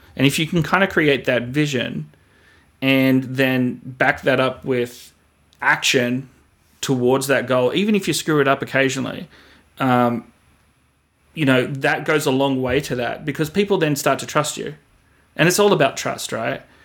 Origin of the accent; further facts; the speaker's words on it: Australia; moved away as an adult; also born or lived in Sydney; now in United States; myself being an Australian, coming over here